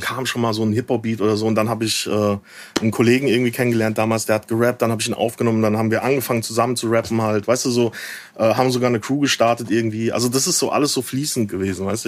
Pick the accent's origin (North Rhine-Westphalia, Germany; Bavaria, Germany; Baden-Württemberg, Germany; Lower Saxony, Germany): Bavaria, Germany; near Aschaffenburg; moved away as an adult; also born or lived in Frankfurt; now in Berlin, Germany; ich komme aus der Ecke, ähm, oh, so ein bisschen dörflicher Aschaffenburg die Ecke.